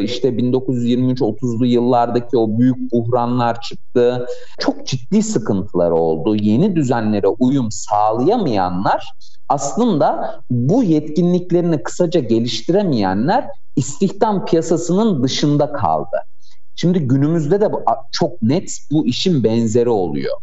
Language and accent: Turkish; Ankara, Turkey; 89 yılında güzel Ankara'mda doğdum. Ankaralıyım.